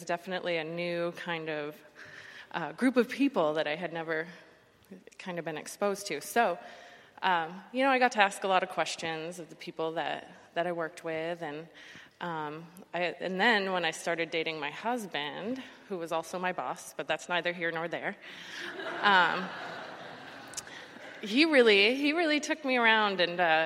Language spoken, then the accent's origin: English; the North, United States; moved away as an adult; now in Florida, United States; I grew up in the North, and having like a faith background isn't that prevalent up there